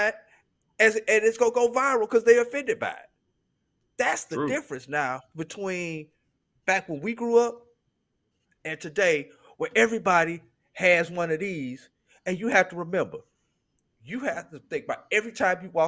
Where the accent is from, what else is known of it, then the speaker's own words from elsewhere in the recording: St. Louis, Missouri, United States; moved away; also born or lived in Tallahassee, Florida / Tuskegee, Alabama; I grew up in St. Louis and there was certain words, certain language that was used up there